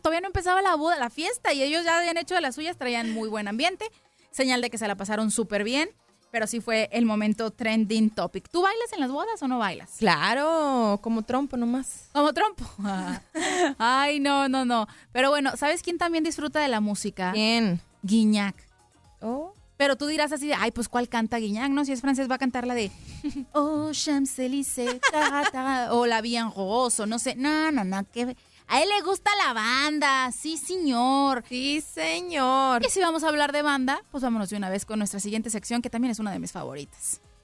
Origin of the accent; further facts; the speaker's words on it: Mexico; yo como mexicana